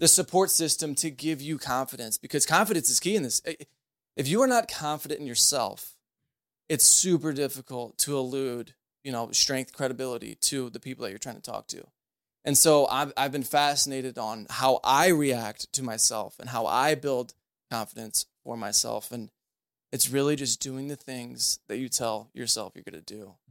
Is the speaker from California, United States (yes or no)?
no; St. Charles, Missouri, United States; born and raised in Saint Charles